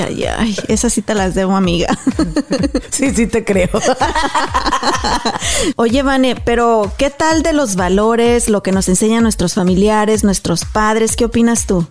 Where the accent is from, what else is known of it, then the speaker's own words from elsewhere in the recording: Mexico; Me siento orgullosa de ser mexicana